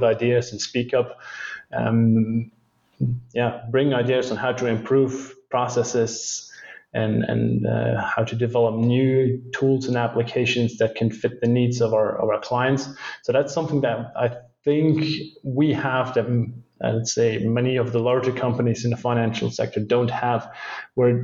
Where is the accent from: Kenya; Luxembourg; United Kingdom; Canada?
Luxembourg; It's my home country. I was born and raised here